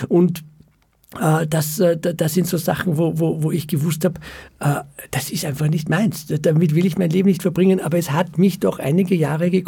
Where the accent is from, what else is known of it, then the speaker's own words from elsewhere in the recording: Vienna, Austria; born there; Äh, ja, ich bin in Wien geboren und, und mein Vater war äh, Flüchtling aus dem Zweiten Weltkrieg, also Holocaust-Überlebender und äh, ist in Wien gestrandet